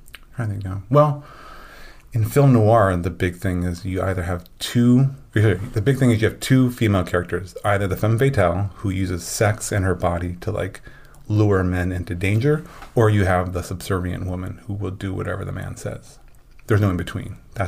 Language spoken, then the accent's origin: English; Midwest, United States; just because I grew up in the Midwest where like the term feminist was like seen as a bad thing.